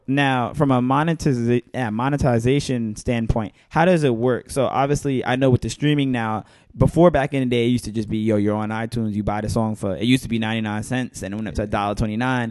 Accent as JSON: {"language": "English", "town": "New York City", "region": "New York", "country": "United States", "said": "I'm from Bed Stuy."}